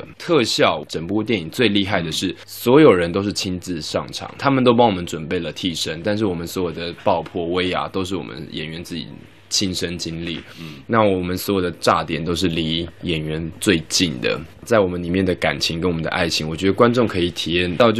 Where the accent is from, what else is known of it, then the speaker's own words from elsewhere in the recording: Taiwan; 因为我从小是在台湾长大